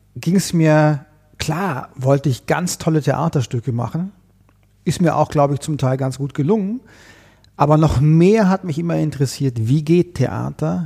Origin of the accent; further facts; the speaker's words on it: Konstanz, Baden-Württemberg, Germany; moved away as an adult; also born or lived in Vienna; now in Berlin, Germany; ich komme ja ursprünglich aus Konstanz am Bodensee mhm. und äh, die, mein Umfeld, in dem ich groß geworden bin